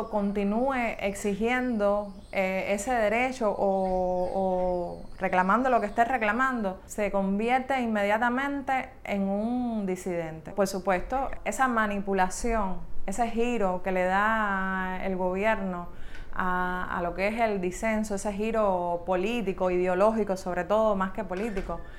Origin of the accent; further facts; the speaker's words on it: Cuba; como lo que soy, un hijo de esta patria. Yo quiero que tú me reconozcas como un cubano y tengo derechos dentro de mi país y dentro de mi tierra a ser cubano